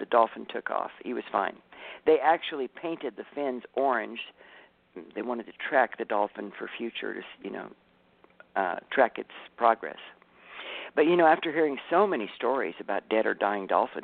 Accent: California, United States; I'm from California

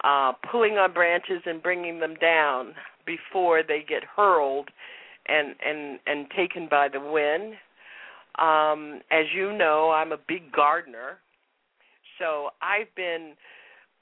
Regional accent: South Florida, United States; now in Boston, United States; I am a child of the hurricane. I grew up in South Florida.

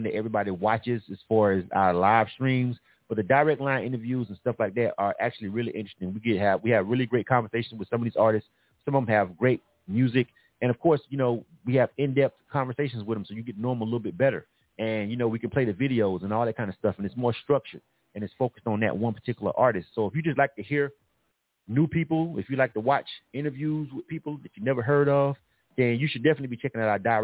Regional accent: Panama City, Florida, United States; moved away as an adult; now in Atlanta, United States; I'm from actually born and raised in Panama City, Florida

